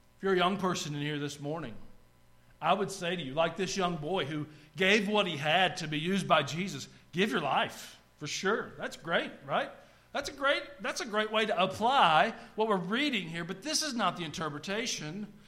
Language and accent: English; North Georgia mountains, United States; now in Tennessee, United States; I grew up in the North Georgia mountains.